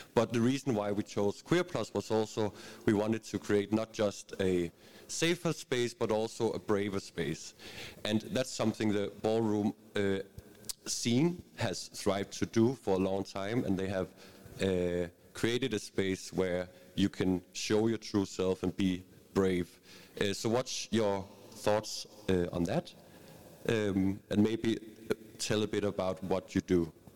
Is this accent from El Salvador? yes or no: no; Bornholm, Capital Region of Denmark, Denmark; I'm from Bornholm